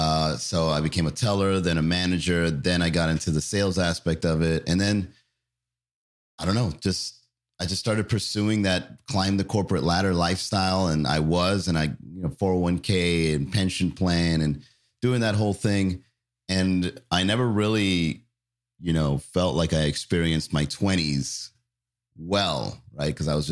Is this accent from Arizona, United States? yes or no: no; Miami, Florida, United States; also born or lived in Long Island, New York; I was born in Long Island. I came to Miami when I was fairly young.